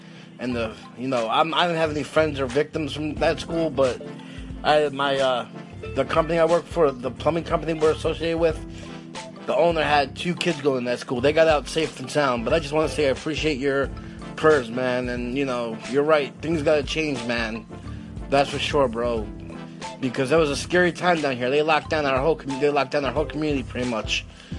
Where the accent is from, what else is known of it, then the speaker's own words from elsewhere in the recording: Broward County, Florida, United States; I'm from the community that this happened from. I'm from Broward County, Florida. I was 10 minutes away from the school that got shot.